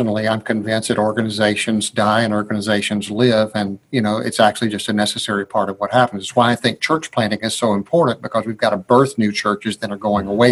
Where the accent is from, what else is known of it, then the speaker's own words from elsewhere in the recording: Georgia, United States; I'm from Georgia.